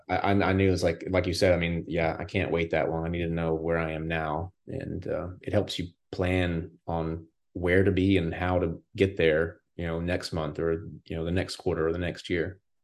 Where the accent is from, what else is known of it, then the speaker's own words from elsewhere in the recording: Morganton, North Carolina, United States; also born or lived in Florida / Illinois; I am in Morganton, North Carolina, and that is where I'm from